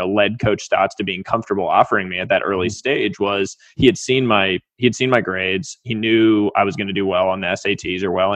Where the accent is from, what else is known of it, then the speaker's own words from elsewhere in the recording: Weston, Massachusetts, United States; I was a kid from Weston, Massachusetts, tiny town, D3 school